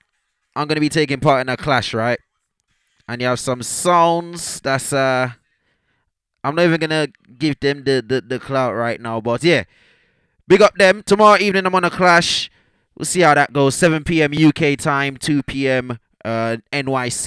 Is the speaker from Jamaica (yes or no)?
yes; Jamaica; I'm a Jamaican, I'm not a Bajan, I'm a Jamaican.